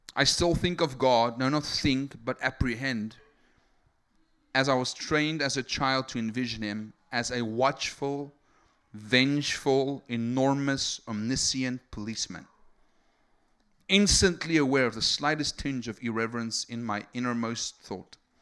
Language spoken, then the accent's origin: English; South Africa; English is a second language; I'm from South Africa. I'm E S L